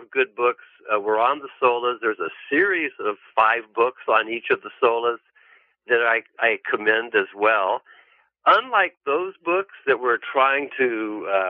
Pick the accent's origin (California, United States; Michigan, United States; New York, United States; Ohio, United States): California, United States; I'm from California.